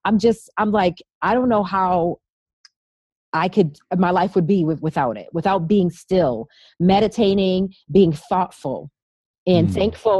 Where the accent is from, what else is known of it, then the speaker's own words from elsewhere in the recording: Boston, Massachusetts, United States; From Boston. I'm a Bostonian